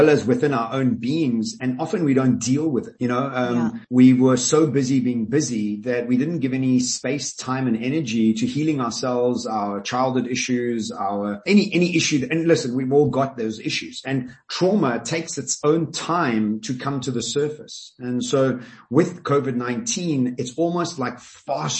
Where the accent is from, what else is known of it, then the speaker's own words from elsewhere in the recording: Johannesburg, Gauteng, South Africa; I grew up in Glen Hazel